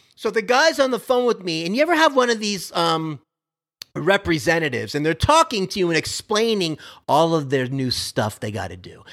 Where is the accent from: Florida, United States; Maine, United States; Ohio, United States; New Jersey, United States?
Florida, United States; now in Texas, United States; I'm from Florida originally